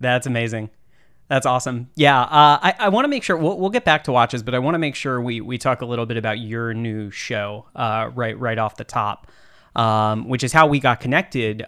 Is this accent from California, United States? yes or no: no; Austin, Texas, United States; I'm also from Texas. Um, I'm from Austin.